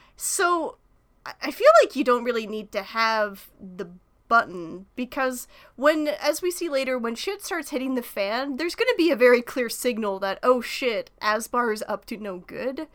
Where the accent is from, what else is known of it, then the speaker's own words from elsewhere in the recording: Canada; being Canadian, or at least, you know, in, in, in my part of Canada